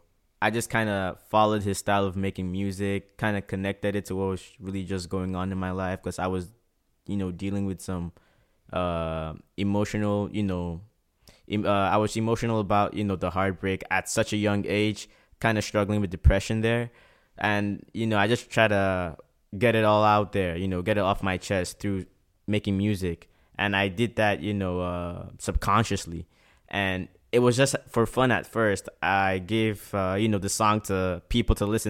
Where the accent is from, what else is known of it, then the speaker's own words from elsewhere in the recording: Port Harcourt, Rivers State, Nigeria; now in Prince Edward Island, Canada; growing up in Port Harcourt was very, very tough.